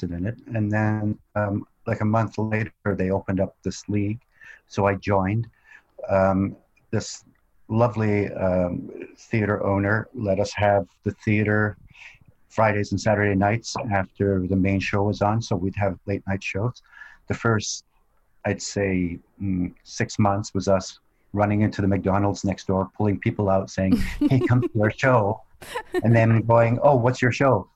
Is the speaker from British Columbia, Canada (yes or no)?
yes; Vancouver, British Columbia, Canada; also born or lived in Scotland; now in Toronto, Canada; I was born in Scotland, then we moved to Canada when I was young, and I grew up mostly in Vancouver